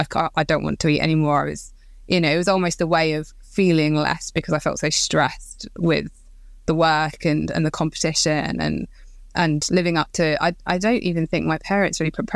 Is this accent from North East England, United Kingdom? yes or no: no; Croydon, London, United Kingdom; So I grew up in Croydon, so South London, in a quiet, nice area, and to a nurse and a policeman.